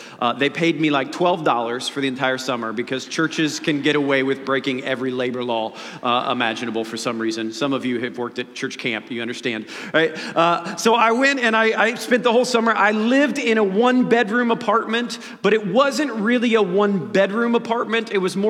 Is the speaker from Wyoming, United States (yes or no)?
no; Dayton, Ohio, United States; born there; I was born in Dayton, Ohio.